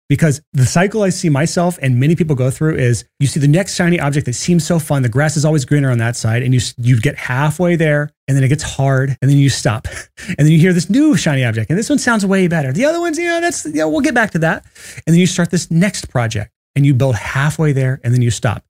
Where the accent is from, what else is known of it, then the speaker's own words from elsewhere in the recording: Alabama, United States; I'm from Alabama.